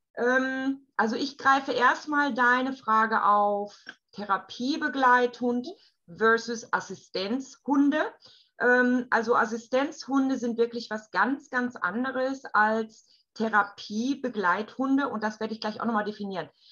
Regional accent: Germany; bei uns in Deutschland

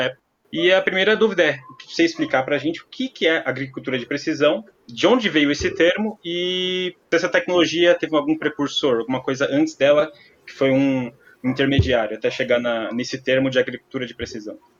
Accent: Greater São Paulo, Brazil; also born or lived in Presidente Prudente; eu que sou aqui da Grande São Paulo, fui estudar em Presidente Prudente

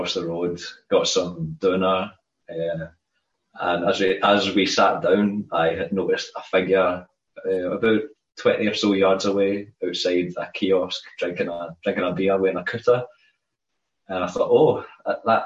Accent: Scotland, United Kingdom; I'm Scottish, Loch Lomond.

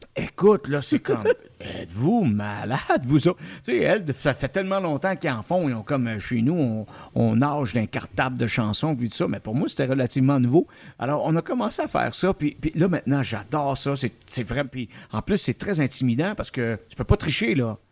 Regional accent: Outaouais, Quebec, Canada; chez nous en Outaouais

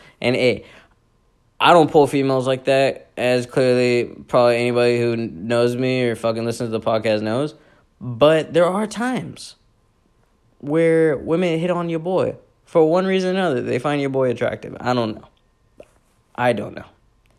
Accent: Pakistan; me being the Pakistani guy that I am with the ethics and values I was raised on

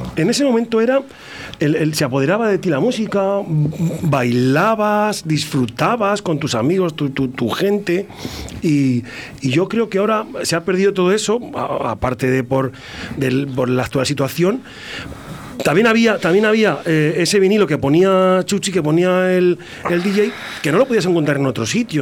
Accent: Toro, Castile and León, Spain; de Toro, de Bodegas Diez Gómez

